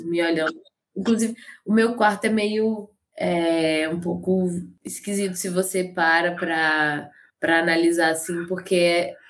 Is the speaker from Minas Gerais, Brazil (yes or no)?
yes; Caratinga, Minas Gerais, Brazil; moved away as an adult; also born or lived in Ubá; now in Juiz de Fora, Brazil; eu nasci em Ubá, que é aqui perto. Ah. Mas eu morei a minha vida inteira em Caratinga.